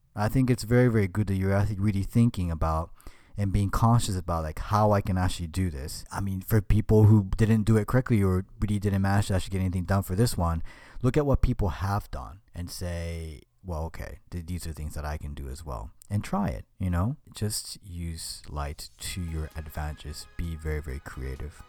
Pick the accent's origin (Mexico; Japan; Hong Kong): Japan; moved away; I was in Japan, my home country